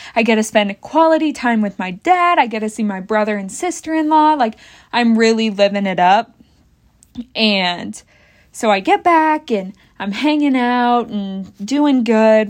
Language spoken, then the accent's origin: English; Bath, United States; moved away as an adult; out of Bath, blah, blah, blah, my hometown